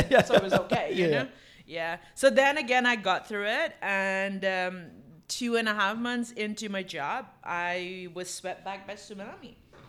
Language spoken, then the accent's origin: English; Singapore; now in Phuket, Thailand